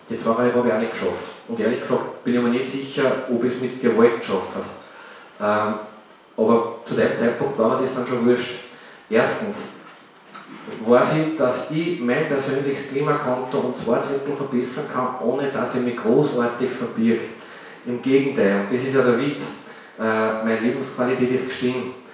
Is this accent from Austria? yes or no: yes; Upper Austria, Austria; Ich sage es ganz offen, bei uns im Salzkammergut gibt es solche Dinge kaum